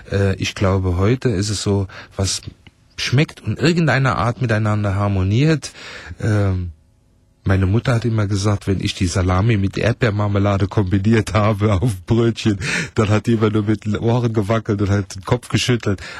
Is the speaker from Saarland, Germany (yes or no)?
yes; Saarland, Germany; ich als äh, Nordzahlländer, ich komme aus Ochscholz, selbst für mich ist dieser Fez schon zu herb.